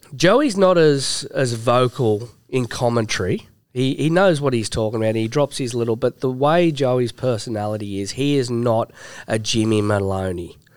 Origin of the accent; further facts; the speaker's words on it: New South Wales, Australia; born and raised and absolutely cherishes the fact that I'm from New South Wales